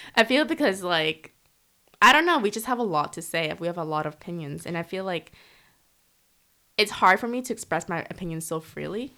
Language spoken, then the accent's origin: English; Canada; moved away as an adult; now in Korea; I'm from Canada